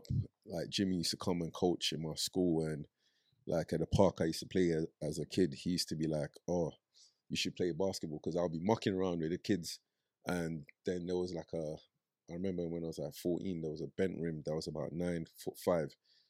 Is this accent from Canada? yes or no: no; Nigeria; As a kid, I grew up in Nigeria.